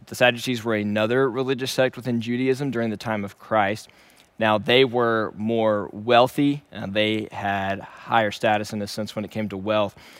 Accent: Shreveport, Louisiana, United States; moved away as an adult; also born or lived in Dallas, Texas; Originally, I am from Shreveport, Louisiana, and I was born and raised there.

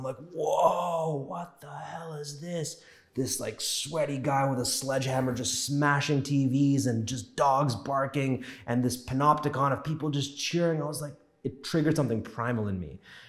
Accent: Scarborough, Ontario, Canada; also born or lived in New York; I was born in New York, raised in Scarborough, spent most of my life here.

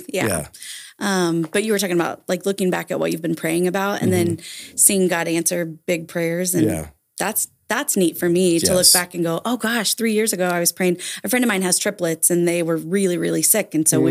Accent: Vincennes, Indiana, United States; I grew up in Vincennes.

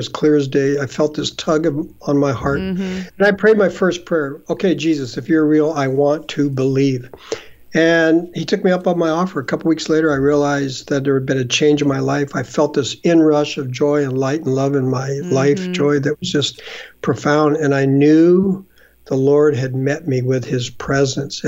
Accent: just east of Los Angeles, Southern California, United States; now in Canada; I grew up in Southern California, just east of Los Angeles

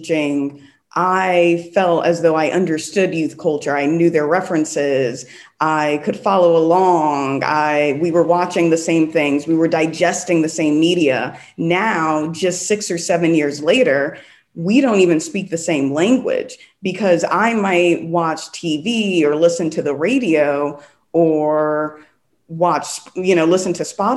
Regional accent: New York, United States; moved away as an adult; also born or lived in South Los Angeles, California; now in Los Angeles, United States; I'm from New York

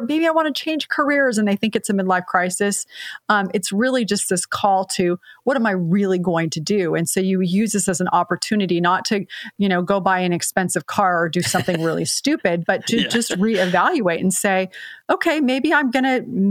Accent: San Jose, California, United States; I was raised in San Jose, California

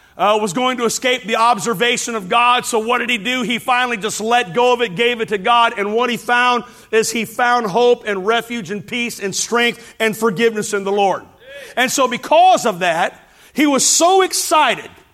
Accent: Hammond, Indiana, United States; growing up in Hammond, Indiana

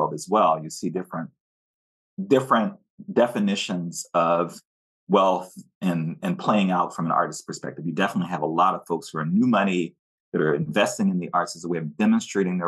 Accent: New Orleans, Louisiana, United States; moved away as an adult; also born or lived in Washington, D.C.; now in West Coast, United States; I grew up in New Orleans

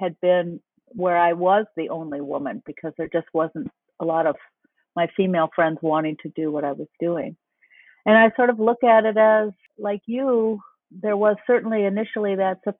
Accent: Minnesota, United States; as a Minnesotan

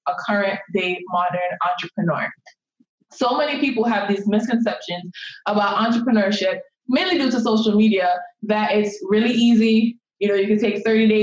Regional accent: Jamaica; moved away; So I'm an immigrant. I was born and raised in Jamaica, and growing up in Jamaica

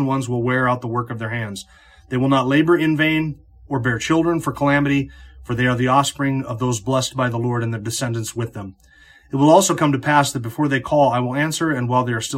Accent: North Idaho, United States; growing up in North Idaho

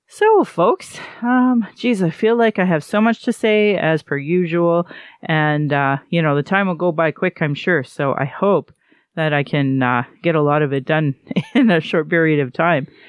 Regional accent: Calgary, Alberta, Canada; I was born here in Calgary

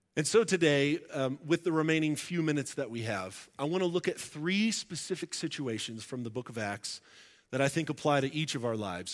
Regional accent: Florida, United States; moved away; also born or lived in Tulsa, Oklahoma; I grew up in Florida

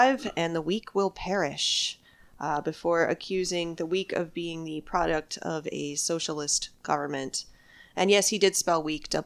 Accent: Michigan, United States; now in Texas, United States; I'm from Michigan

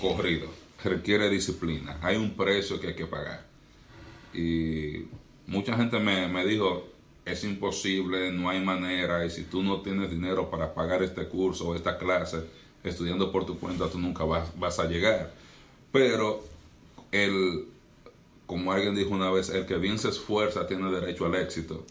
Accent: Santiago de los Caballeros, Santiago, Dominican Republic; also born or lived in North Florida; now in Florida, United States; yo nací y crecí en República Dominicana

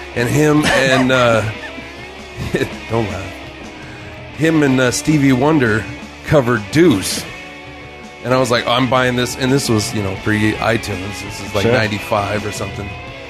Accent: Sumner, Washington, United States; But I'm from Sumner.

